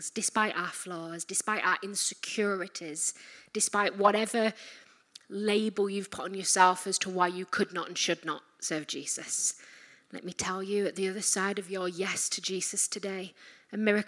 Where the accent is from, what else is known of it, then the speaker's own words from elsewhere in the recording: Yorkshire and the Humber, United Kingdom; I'm from Yorkshire.